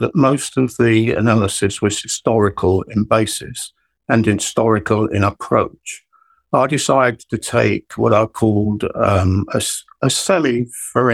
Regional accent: London, United Kingdom; I was born in East London, and all my family came from East London

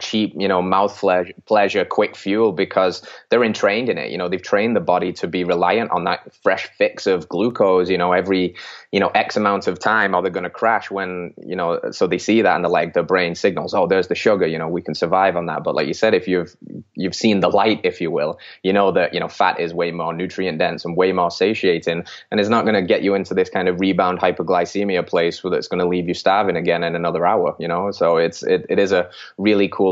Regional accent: England, United Kingdom; moved away as an adult; I originally from England in the UK

